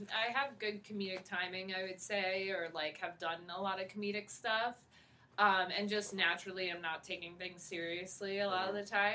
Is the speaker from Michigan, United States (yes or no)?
no; Rockland County, New York, United States; also born or lived in Bronx, New York / Palisades Park, New Jersey; Just in Rockland County. Well, I was born in the Bronx, but then grew up in Jersey for a minute, like, Bergen County area, Palisades Park